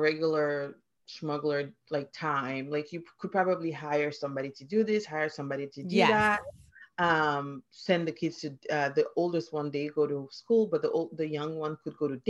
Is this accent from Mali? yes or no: yes; Mali; English is a second language; moved away as an adult; also born or lived in Philadelphia, United States / Minnesota, United States; now in Canada; I am originally from Mali, which is a West African country.